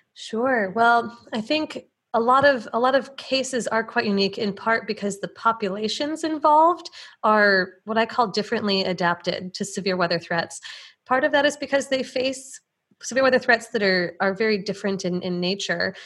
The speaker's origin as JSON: {"language": "English", "town": "Plainfield", "region": "Illinois", "country": "United States", "tie": "born or raised there", "said": "I grew up in the Chicago suburbs, just outside of Plainfield, Illinois"}